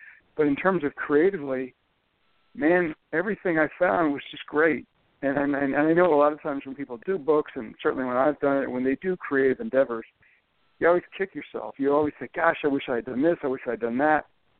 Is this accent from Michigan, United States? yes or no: no; Indiana, United States; now in Texas, United States; I grew up in Indiana. I lived in Texas for 20 years, but I grew up in Indiana where, obviously, basketball is mythic proportions